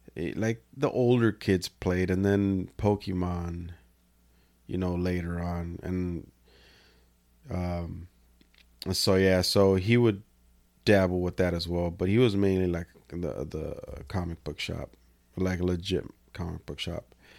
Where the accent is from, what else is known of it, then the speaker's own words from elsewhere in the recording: Salinas, California, United States; I'm from Salinas